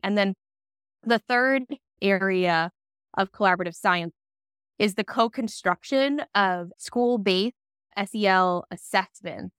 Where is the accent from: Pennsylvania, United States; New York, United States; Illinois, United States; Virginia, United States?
New York, United States; Long Island; I grew up on Long Island, New York